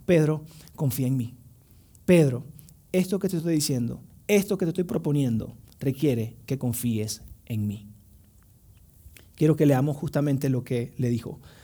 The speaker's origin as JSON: {"language": "Spanish", "country": "Venezuela", "tie": "born or raised there", "moved": "yes", "said": "fui a Venezuela, tenía justo como 6 años sin visitar mi tierra natal"}